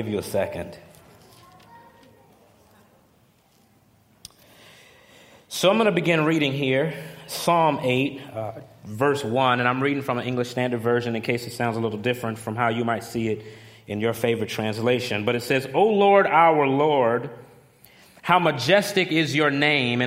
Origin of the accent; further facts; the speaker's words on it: Chicago, Illinois, United States; moved away as an adult; now in Philadelphia, United States; I'm originally from Chicago